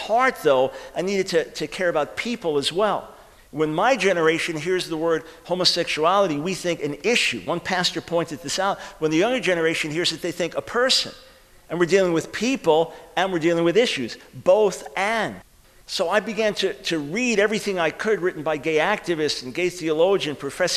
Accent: New York, United States; now in Charlotte, United States; I'm from New York originally

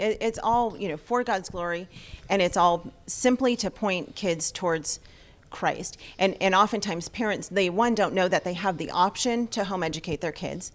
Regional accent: Los Angeles, California, United States; we're from Los Angeles

